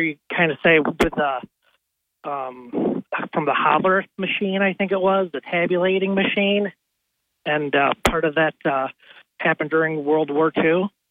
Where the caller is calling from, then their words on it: Binghamton, New York, United States; I'm calling from Binghamton, New York.